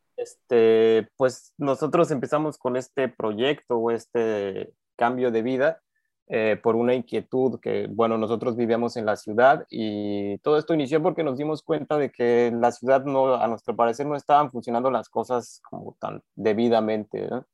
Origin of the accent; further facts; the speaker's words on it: Cuernavaca, Morelos, Mexico; now in Yucatán, Mexico; yo mexicano, eh, crecí la infancia, digamos, porque uno continúa creciendo todo el tiempo en Cuernavaca, Morelos.